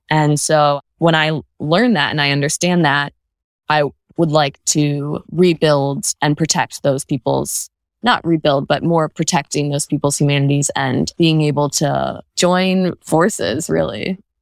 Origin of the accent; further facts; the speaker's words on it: Birmingham, Michigan, United States; also born or lived in New Orleans, Louisiana; I am from Birmingham, Michigan, and I still live there in the same house that I grew up in with my parents